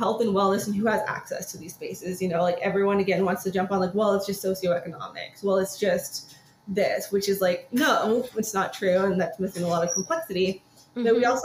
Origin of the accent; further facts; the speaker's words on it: California, United States; California. It's here.